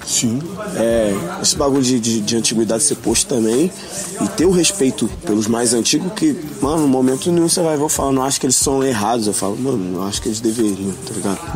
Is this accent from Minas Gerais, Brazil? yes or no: yes; Belo Horizonte, Minas Gerais, Brazil; eu sou de Belo Horizonte, Minas Gerais